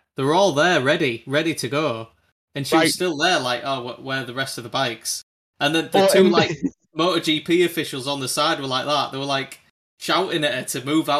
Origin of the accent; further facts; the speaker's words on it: United Kingdom; It's so frustrating being like a British fan of Moto2